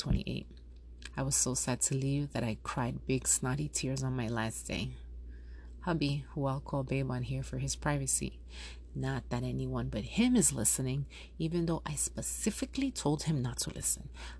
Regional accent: New York, United States; moved away as an adult; also born or lived in Yonkers, New York / Colombia (ancestry); now in South Florida, United States; I was born and raised in New York. My family comes from Colombia, and I'm first generation born in the States.

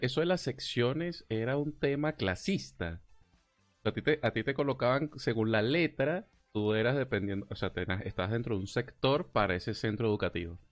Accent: Argentina; somos todos argentinos

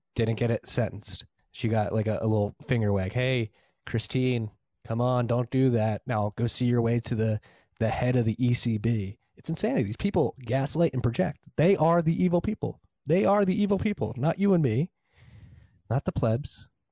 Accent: Philadelphia, Pennsylvania, United States; I'm from Northeast Philly

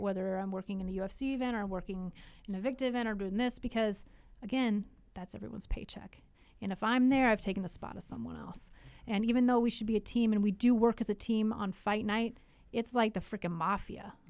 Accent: Alaska, United States; also born or lived in Idaho; now in Tri-Cities, Washington, United States; growing up in Alaska, I mean, four hours of, of daylight

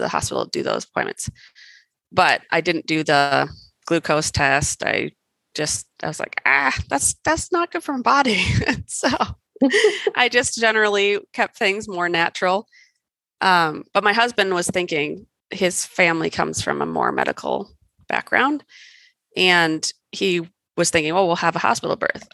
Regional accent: Wisconsin, United States; also born or lived in California; now in Colorado, United States; I grew up in Wisconsin

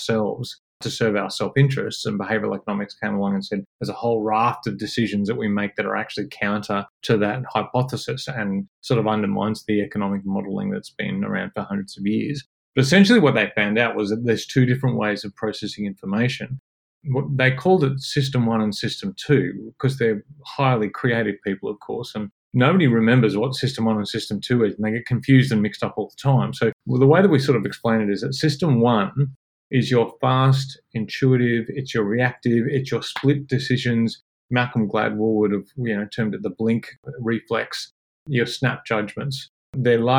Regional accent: Parkes, New South Wales, Australia; I grew up in Parkes in central New South Wales.

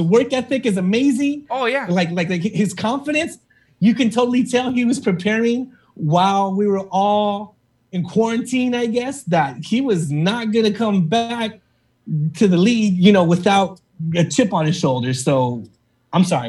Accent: Oxnard, California, United States; moved away as an adult; also born or lived in Phoenix, Arizona / Las Vegas, Nevada / San Bernardino, California; I was able to work in my hometown of Oxnard, California

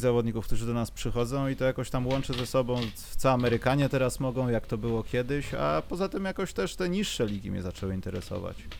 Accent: Warsaw, Masovian Voivodeship, Poland; jestem z Warszawy

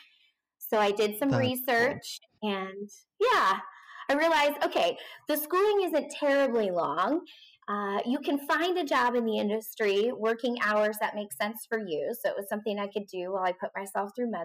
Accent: Wyoming, United States; moved away; also born or lived in Phoenix, Arizona; I'm originally from Wyoming

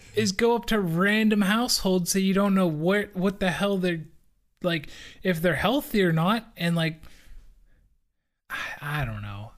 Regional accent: United States; as an American

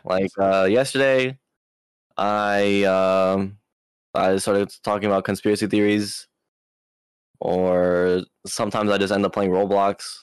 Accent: Maui, Hawaii, United States; I was born in Hawaii, Maui

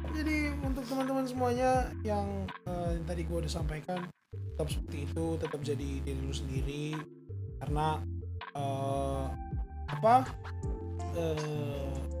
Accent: Eastern Indonesia, Indonesia; now in Jakarta, Indonesia; gua sebagai orang timur si gue dari Omak emang anak daerah

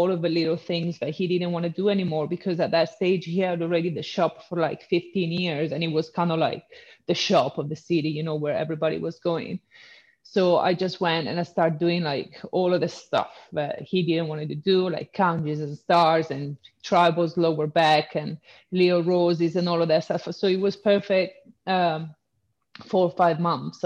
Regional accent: Padua, Veneto, Italy; English is a second language; moved away as an adult; now in London, United Kingdom; I'm from a town, well, it's a small city called Padova, which is in the north east

